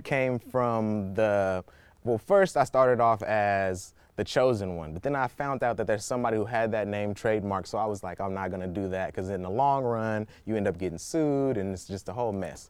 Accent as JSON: {"language": "English", "town": "Oakland", "region": "California", "country": "United States", "tie": "born or raised there", "said": "I'm a Bay Area native, you know, born and raised in Oakland, California"}